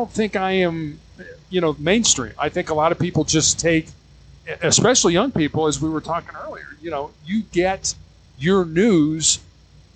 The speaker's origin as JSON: {"language": "English", "town": "Chicago", "region": "Illinois", "country": "United States", "tie": "born or raised there", "said": "I was born and raised in Chicago, Illinois, so a very, very large city in the U.S."}